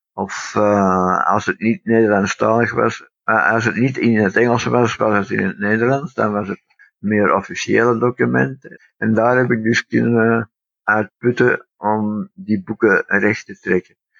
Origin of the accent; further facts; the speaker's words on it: Antwerp, Flanders, Belgium; En uiteindelijk ben ik dus in, eh, Antwerpen geboren. Ehm, ik ben als Brit geboren en, eh, groot gebracht